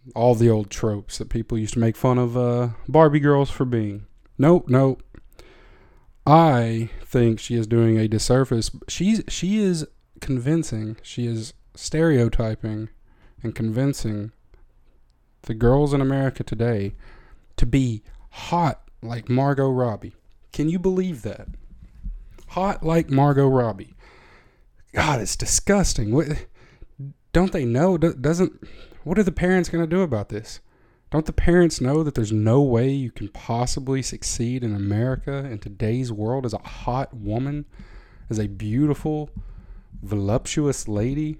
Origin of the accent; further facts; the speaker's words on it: Tennessee, United States; I am from Tennessee